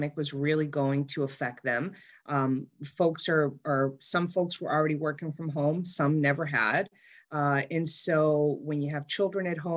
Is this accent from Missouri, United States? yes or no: no; Somerville, Massachusetts, United States; I grew up in Somerville